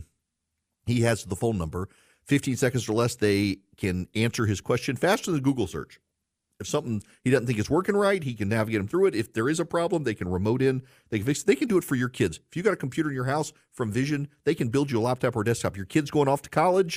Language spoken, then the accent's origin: English; Louisiana, United States; moved away; I grew up in Louisiana